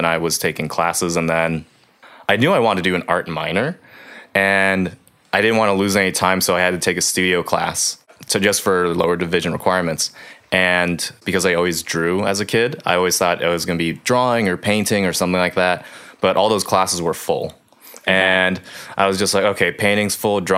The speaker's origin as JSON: {"language": "English", "town": "Vallejo", "region": "California", "country": "United States", "tie": "born or raised there", "also_born_or_lived": "Iba, Zambales, Philippines", "lives_now": "Sonoma, United States", "said": "I grew up in Vallejo"}